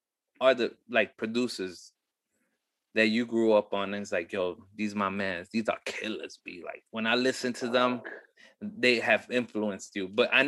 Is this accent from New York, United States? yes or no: yes; New York City, New York, United States; me being born and raised in Bushwick